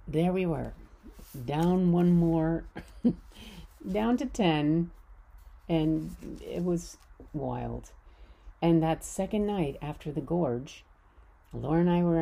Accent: United States; I'm American

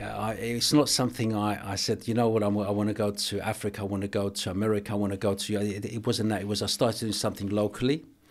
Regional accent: England, United Kingdom; also born or lived in Cyprus; I was born in Cyprus, I grew up in England.

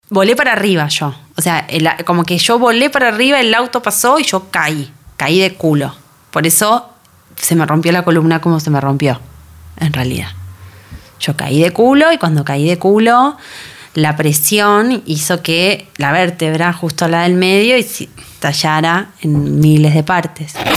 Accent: Buenos Aires, Argentina; caminé por Belgrano como había caminado por Belgrano miles de veces durante los 26 años que viví ahí

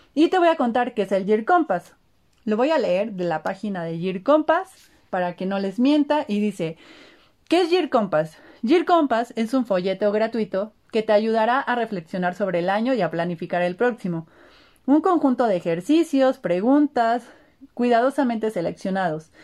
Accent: Puebla, Mexico; also born or lived in Martínez de la Torre, Veracruz; orgullosamente poblana, me encantaría decir que al 100%, pero también me encanta decir que no al 100%, porque ahí tengo una mezcla también eh, siendo jarocha desde la tierra de la naranja y el limón, Martínez de la Torre Veracruz, pero nacida en Puebla

